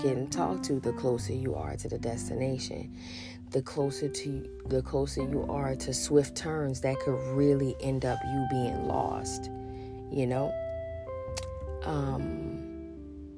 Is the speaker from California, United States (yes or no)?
no; New Orleans, Louisiana, United States; I'm from New Orleans